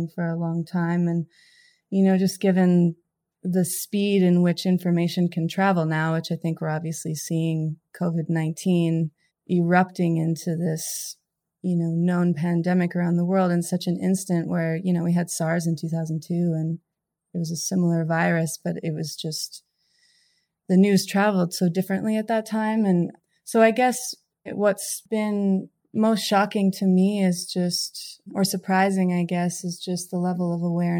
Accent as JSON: {"language": "English", "town": "Fernie", "region": "British Columbia", "country": "Canada", "tie": "born or raised there", "moved": "yes", "lives_now": "California, United States", "said": "I'm from Canada. My hometown, Fernie, is where my mom is."}